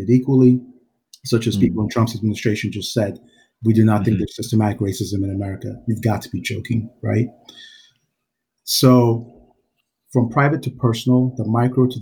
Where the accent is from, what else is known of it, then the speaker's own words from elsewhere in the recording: Georgia, South Carolina, United States; also born or lived in Nigeria; I'm from Nigeria, moved here to the South, South Carolina, Georgia from Nigeria. Very difficult transition. So growing up, those formative years there